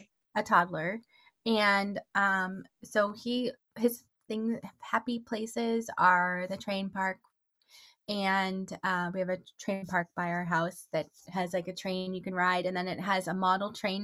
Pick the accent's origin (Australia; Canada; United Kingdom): Canada; Toronto, Ontario; now in Arizona, United States; I grew up in Toronto, Canada. I live in Arizona now